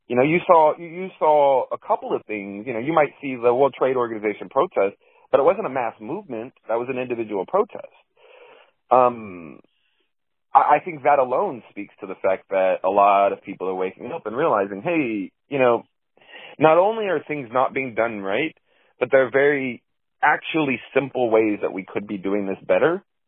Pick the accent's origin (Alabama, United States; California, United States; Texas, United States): Texas, United States; Dallas; I'm from the Dallas area.